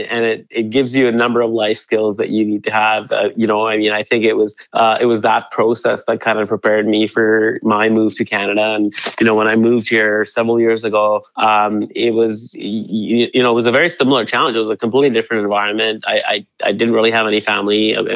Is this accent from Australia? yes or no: no; India; the the Himalayas, where where I went to boarding school, it's you know, it grows wild there.